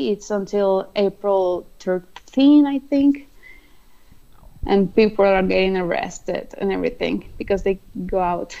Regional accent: Colombia

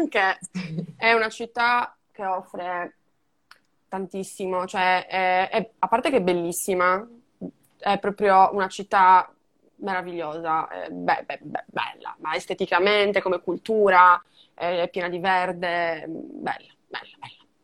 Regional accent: Madrid, Community of Madrid, Spain; Io sono di Madrid, Madrid

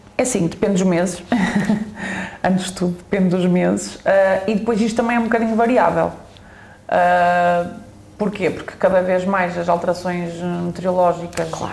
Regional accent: Northern Zone, Norte, Portugal; sou de, da Zona Norte

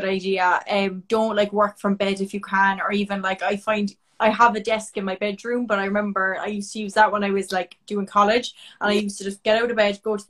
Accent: Cork, Munster, Ireland; I'm from Cork

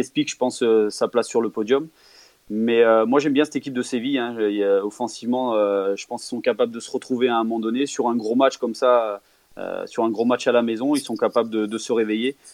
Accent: Auvergne-Rhône-Alpes, France; je suis auvergnat

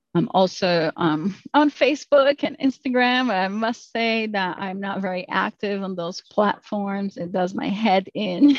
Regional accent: Brazil; moved away; I'm from Brazil originally, so the culture is a little bit different than it is in the US

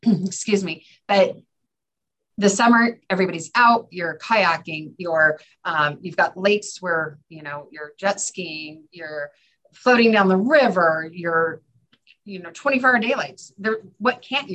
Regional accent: California, United States; moved away as an adult; now in Fairbanks, United States; I was from California where you have palm trees or big redwoods

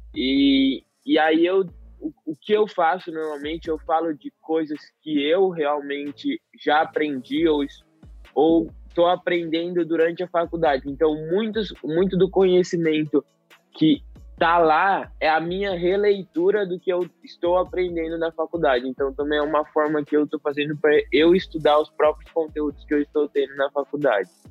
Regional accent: Jaboticabal, São Paulo, Brazil; eu sou do interior de São Paulo, de Jaboticabal

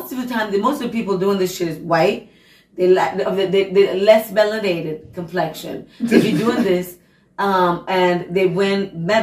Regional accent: United States; also born or lived in Hungary; I'm American.

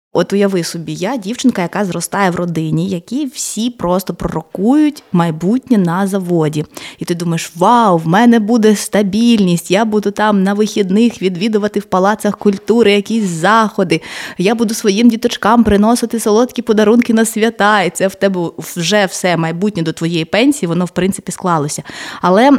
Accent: Mariupol, Donetsk Oblast, Ukraine; я народилась, народилася і вирісла в Маріуполі.

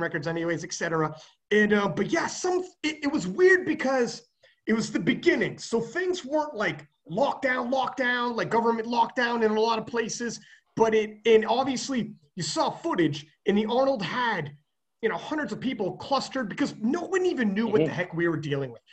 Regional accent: Canada; I'm a Canadian

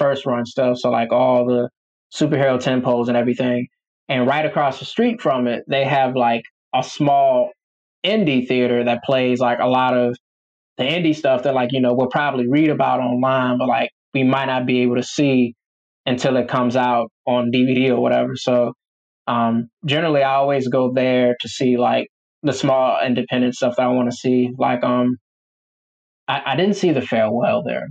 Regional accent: Dinwiddie, Virginia, United States; my hometown is this like country spot called Dinwiddie

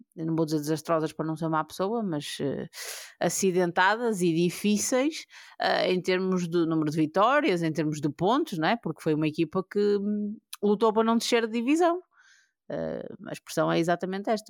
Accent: Portugal; nós, como, como portugueses

